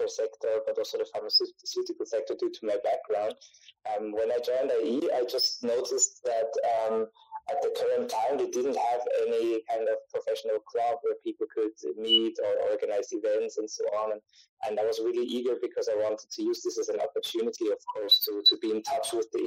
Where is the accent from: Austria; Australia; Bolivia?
Austria; I'm from Austria